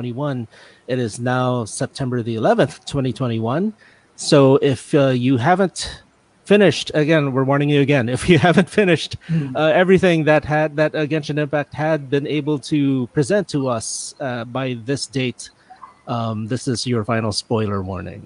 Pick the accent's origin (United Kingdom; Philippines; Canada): Philippines; Manila, Metro Manila; I'm also from Manila